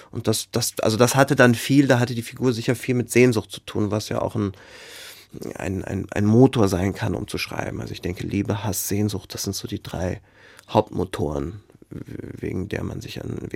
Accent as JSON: {"language": "German", "town": "Frankfurt", "region": "Hesse", "country": "Germany", "tie": "born or raised there", "also_born_or_lived": "Dieburg", "said": "Ich bin in Frankfurt geboren, kam dann aber sehr schnell zur Pflegetante, also war dann in Dieburg und dann wieder in Frankfurt und dann auf der Odenwaldschule und dann bei einer anderen Pflegetante und so weiter und so fort."}